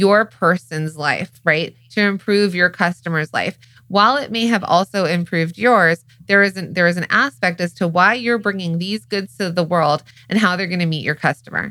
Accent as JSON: {"language": "English", "area": "the Valley", "region": "California", "country": "United States", "accent": "Valley girl", "said": "the way that my accent is or how the Valley girl in me"}